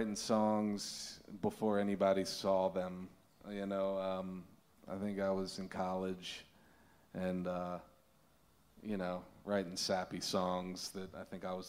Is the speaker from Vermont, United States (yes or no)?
no; Baltimore, Maryland, United States; Grew up in Baltimore, Maryland.